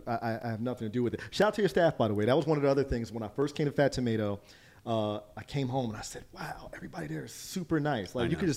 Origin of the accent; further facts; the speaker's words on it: Trenton, United States; I grew up in Trenton, and we were called the Trenton Tornadoes as our high school football team.